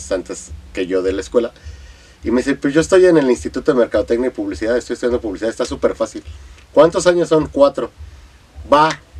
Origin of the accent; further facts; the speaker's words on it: Tula, Mexico; born there; Mira, yo nací en Tula, entonces siempre que, que eh, la gente defendemos nuestro terruño y nos gusta, ¿no?